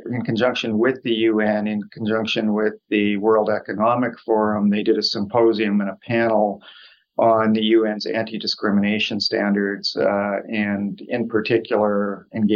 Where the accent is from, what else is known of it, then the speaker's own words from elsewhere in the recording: Saskatchewan, Canada; now in Toronto, Canada; I'm actually born and raised in Saskatchewan, so I'm Canadian by birth and born and raised out west